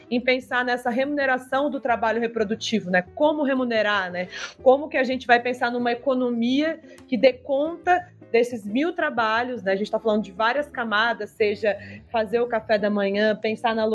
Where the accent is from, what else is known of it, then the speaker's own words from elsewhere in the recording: Maringá, Paraná, Brazil; moved away as an adult; now in Brasília, Brazil; apesar de ser maringaense. Moro em Brasília há 10 anos